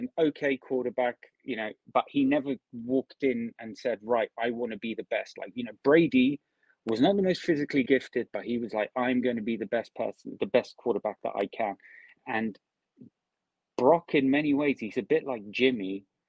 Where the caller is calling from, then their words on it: United Kingdom; Hey, Rob. Greetings from the UK.